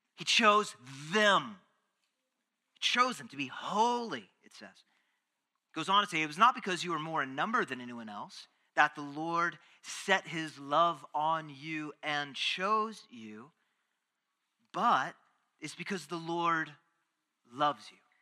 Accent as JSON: {"language": "English", "region": "Texas", "country": "United States", "said": "being a Texan"}